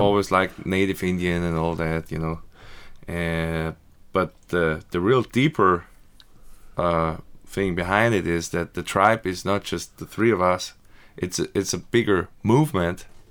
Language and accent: English; Graz, Styria, Austria; now in United States; So I grew up in Austria in Graz. That's in the south part.